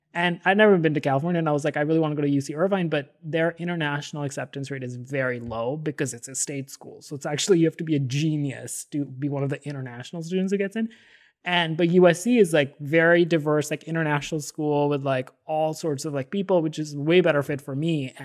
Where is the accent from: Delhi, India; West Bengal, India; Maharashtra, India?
Delhi, India; So I grew up in Delhi, and at this high school was a very crazy school.